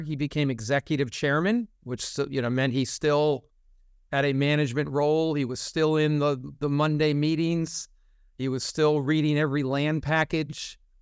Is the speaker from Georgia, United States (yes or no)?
no; New Jersey, United States; moved away as an adult; also born or lived in Philadelphia; I was raised in North Jersey